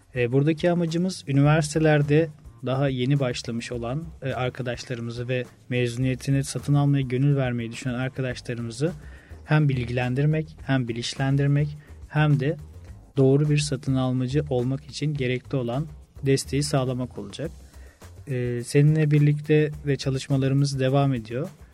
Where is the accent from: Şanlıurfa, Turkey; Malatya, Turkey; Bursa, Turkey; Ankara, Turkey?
Bursa, Turkey; Orhangazi; moved away as an adult; also born or lived in Samsun; now in Istanbul, Turkey; İlk ve orta öğretimi Bursa Orhan Gazi'de tamamladım